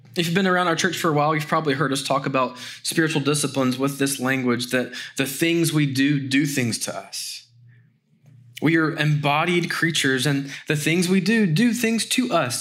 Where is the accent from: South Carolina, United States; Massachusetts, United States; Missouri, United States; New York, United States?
South Carolina, United States; Greenville; June twenty-fourth in the year of our Lord, nineteen eighty-five, I was born in Greenville, South Carolina